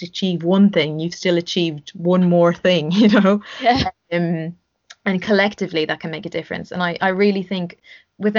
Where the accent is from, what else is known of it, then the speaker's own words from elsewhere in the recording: Ireland; Growing up in Ireland